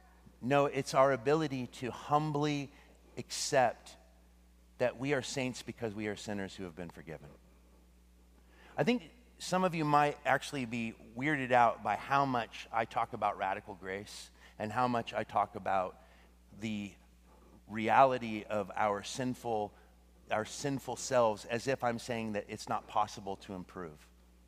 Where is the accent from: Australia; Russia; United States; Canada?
Russia; oh, where are you from? I'm from Russia.